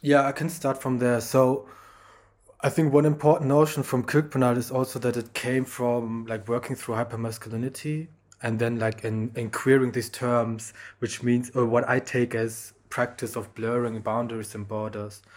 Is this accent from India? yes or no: no; Germany; I grew up in Germany